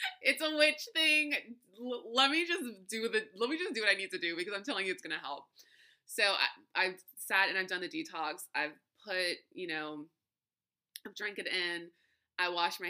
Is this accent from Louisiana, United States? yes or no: yes; South Louisiana, United States; I grew up in South Louisiana, Creole backgrounds